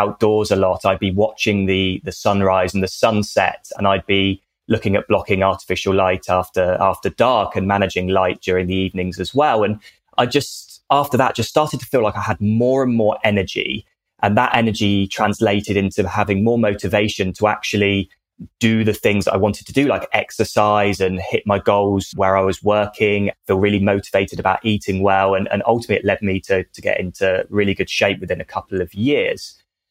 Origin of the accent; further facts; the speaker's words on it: United Kingdom; accent: British; moved away as an adult; now in Australia; as everyone can probably tell by my accent, even though I'm in Australia and have been for the last decade, very much British